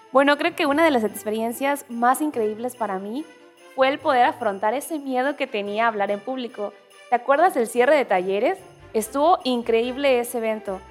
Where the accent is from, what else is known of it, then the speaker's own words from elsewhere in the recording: Mexico; como mexicanos nos definen